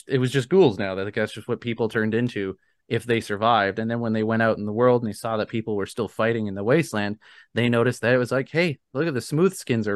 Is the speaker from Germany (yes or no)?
no; Canada; I'm a Canadian